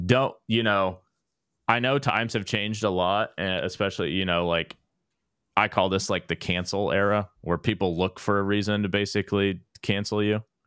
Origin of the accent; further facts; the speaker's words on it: Dallas, Texas, United States; I grew up in Dallas